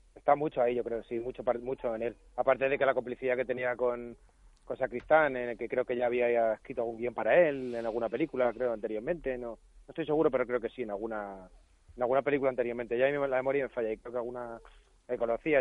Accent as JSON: {"language": "Spanish", "town": "Madrid", "region": "Community of Madrid", "country": "Spain", "tie": "born or raised there", "said": "es en Madrid de mi, de mi niñez."}